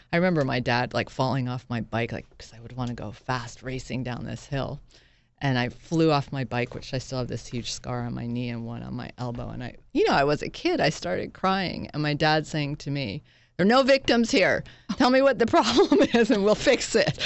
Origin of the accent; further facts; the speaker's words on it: Northampton, Massachusetts, United States; moved away as an adult; also born or lived in Boston / Princeton; now in New York, United States; I actually grew up in Massachusetts